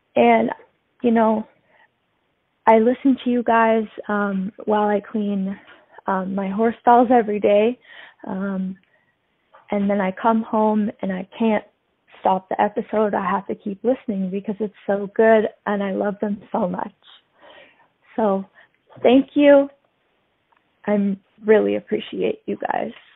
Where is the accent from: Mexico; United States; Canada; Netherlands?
Canada; Haldimand County, Southern Ontario; now in Hamilton, Canada; I'm from Haldeman County. Um, which is in Southern Ontario